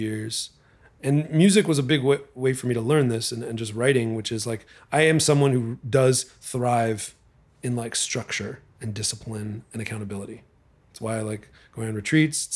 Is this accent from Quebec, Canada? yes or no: yes; Montreal, Quebec, Canada; moved away as an adult; now in Los Angeles, United States; I was just here as a Canadian tourist